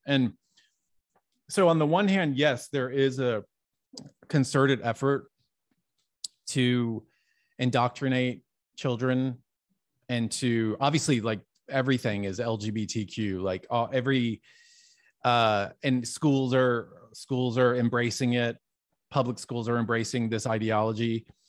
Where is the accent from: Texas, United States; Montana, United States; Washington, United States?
Texas, United States; Dallas; I grew up in Dallas, Texas